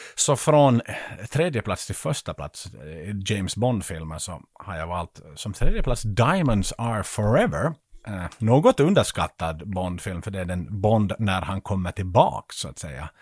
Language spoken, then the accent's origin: Swedish; Vaasa, Ostrobothnia, Finland; hemma i Vasa.